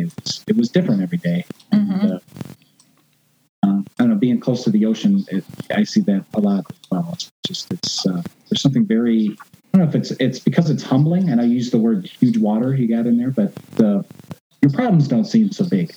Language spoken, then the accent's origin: English; outside of Chicago, Illinois, United States; I grew up outside of Chicago in Illinois, where it's flat